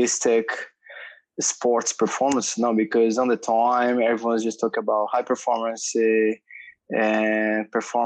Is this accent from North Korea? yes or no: no; São Paulo, Brazil; moved away; I grew up in Brazil, São Paulo, big city